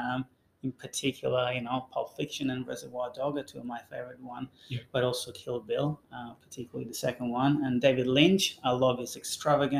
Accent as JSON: {"language": "English", "town": "Termoli", "region": "Molise", "country": "Italy", "tie": "born or raised there", "moved": "yes", "said": "Termoli is the name of my hometown"}